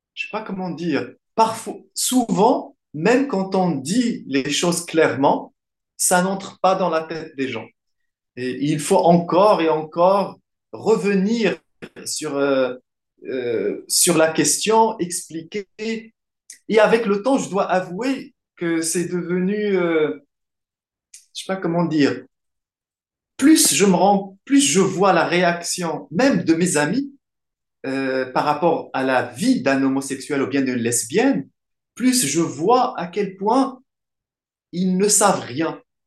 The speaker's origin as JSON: {"language": "French", "country": "Morocco", "tie": "born or raised there", "first_language": "Arabic", "second_language": "French", "moved": "as an adult", "lives_now": "France", "said": "je suis marocain. Je suis né au Maroc en 1973 dans une famille euh, qui parle en arabe"}